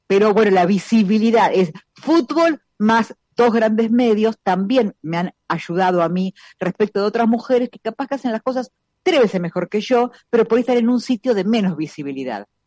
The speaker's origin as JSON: {"language": "Spanish", "town": "La Plata", "region": "Buenos Aires Province", "country": "Argentina", "said": "soy de La Plata"}